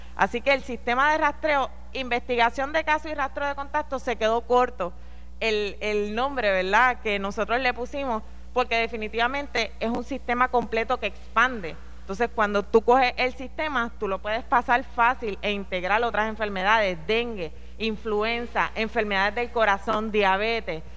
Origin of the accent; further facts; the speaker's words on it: Villalba, Puerto Rico; Yo soy de aquí de Villalba